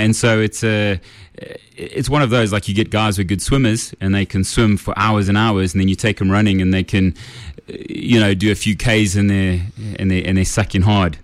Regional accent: Kempton Park, Gauteng, South Africa; I grew up in Kempton Park on the East Rand.

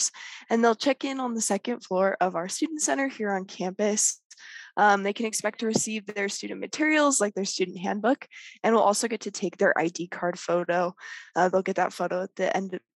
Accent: South Weber, Utah, United States; I am from South Weber, Utah

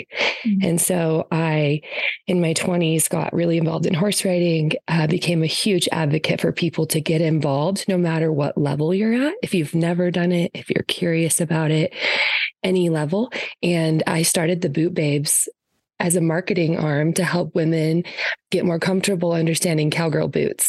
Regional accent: southeastern Idaho, United States; also born or lived in Utah / northeastern Nevada; I'm from Idaho and the southeastern corner. So basically it touches Utah, one foot in Idaho, one foot in Utah my whole life. I grew up on a horse ranch.

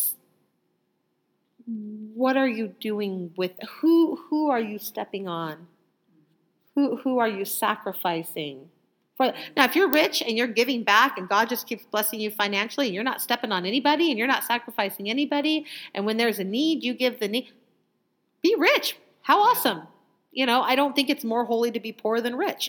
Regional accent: United States; I was born in America

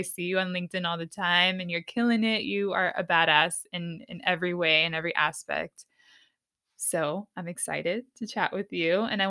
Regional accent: San Diego, California, United States; I'm from the opposite side. I'm from the West Coast. You know, growing up in San Diego is so different.

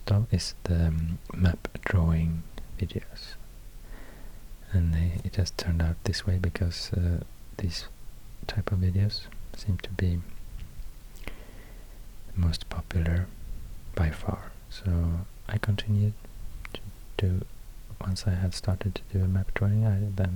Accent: Sweden; accent: Swedish; first language Swedish; English is a second language; I speak English in a Swedish accent, so I don't speak my first language

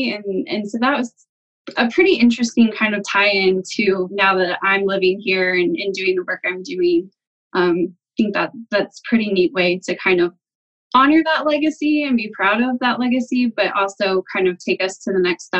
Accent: Dayton, Ohio, United States; I grew up in Dayton, Ohio, and still work out of Ohio, but now I'm in the southeast corner

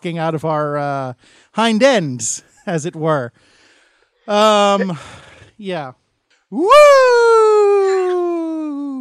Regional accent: United States; I'm an American

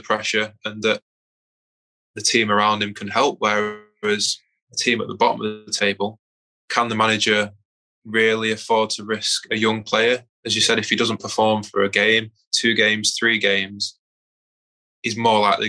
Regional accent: Manchester, North West England, United Kingdom; moved away as an adult; also born or lived in Aberdeen / Birmingham; I'm originally from South Manchester

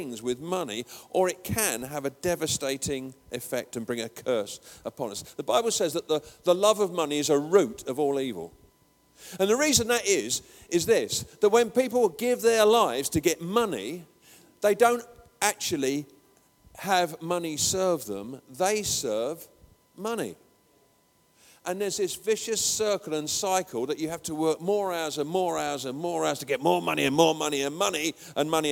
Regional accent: England, United Kingdom; I'm an Englishman

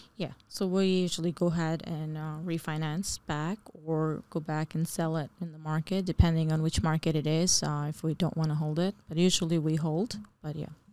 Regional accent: New Jersey, United States; also born or lived in Bangladesh; I was born in Bangladesh and uh, but grew up pretty much most of my life really in New Jersey

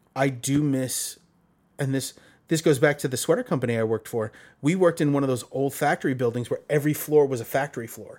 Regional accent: New York City, New York, United States; growing up in Brooklyn

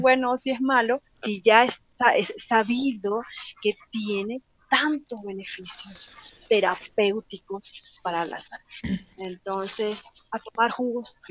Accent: Venezuela; moved away as an adult; now in Mexico; Yo soy venezolana

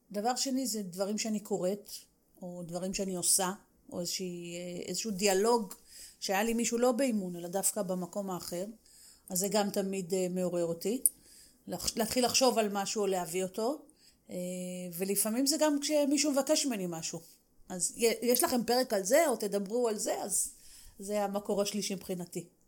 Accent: Israel; לנו כישראלים

